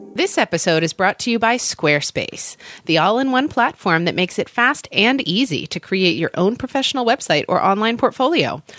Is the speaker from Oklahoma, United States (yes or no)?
yes; Oklahoma, United States; I grew up in Oklahoma, so lots of thunderstorms, lots of tornadoes